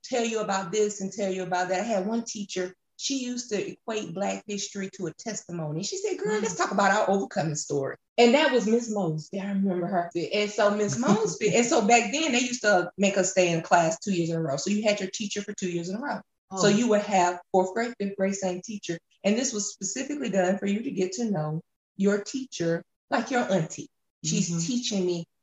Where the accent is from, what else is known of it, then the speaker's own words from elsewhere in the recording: Atlanta, Georgia, United States; I grew up in Metro Atlanta